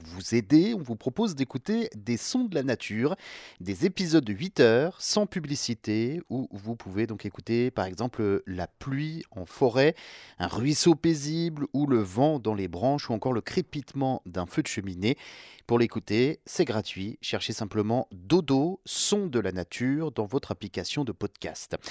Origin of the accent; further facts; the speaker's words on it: France; chez nous, en France